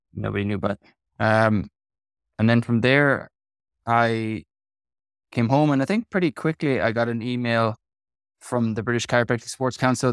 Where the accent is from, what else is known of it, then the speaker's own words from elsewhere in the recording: Kerry, Munster, Ireland; moved away as an adult; also born or lived in Wales / Bristol, England; now in Portlaoise, Ireland; I'm from Kerry, which is southwest